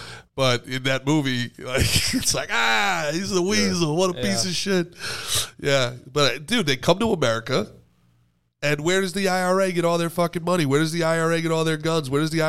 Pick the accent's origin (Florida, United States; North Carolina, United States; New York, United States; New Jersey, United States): New Jersey, United States; accent: Jersey; moved away